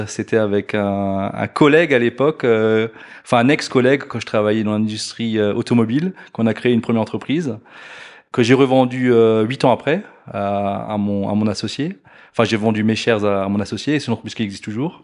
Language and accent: French; Alsace, Grand Est, France; moved away as an adult; now in Blonay, Switzerland; à la base, je suis alsacien, donc pas très loin d'ici non plus